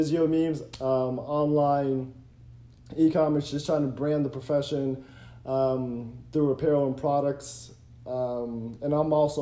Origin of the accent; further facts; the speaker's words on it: Cincinnati, Ohio, United States; We're both from Ohio